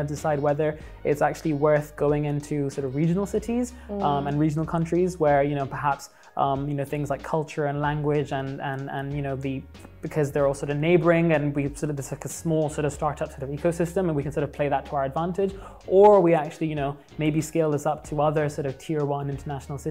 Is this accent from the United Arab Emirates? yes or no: yes; Dubai, United Arab Emirates; also born or lived in London, United Kingdom / Pakistan (ancestry); I grew up in Dubai, went to school here and high school here, moved to London